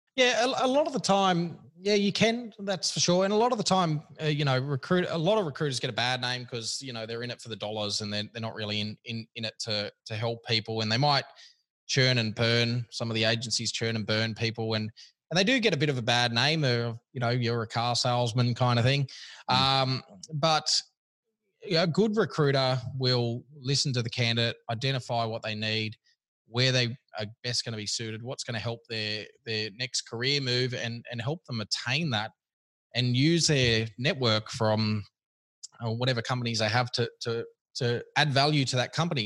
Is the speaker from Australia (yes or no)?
yes; Sydney, New South Wales, Australia; also born or lived in Kirra Beach, Queensland; I grew up here in Sydney and then moved as soon as I could uh, out of here.